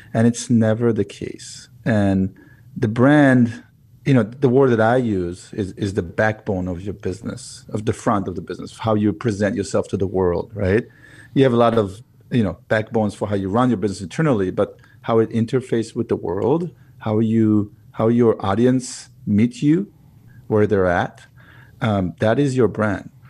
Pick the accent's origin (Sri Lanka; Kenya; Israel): Israel; moved away as an adult; now in United States; I was, uh, born and raised in Israel, moved to the U S eleven years ago